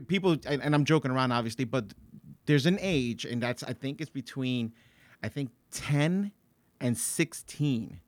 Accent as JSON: {"language": "English", "town": "Paterson", "region": "New Jersey", "country": "United States", "tie": "born or raised there", "said": "I grew up in Patterson"}